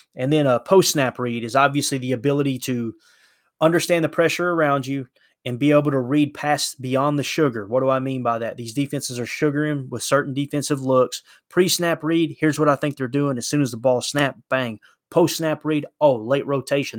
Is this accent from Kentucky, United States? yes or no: yes; Kentucky, United States; I grew up in Kentucky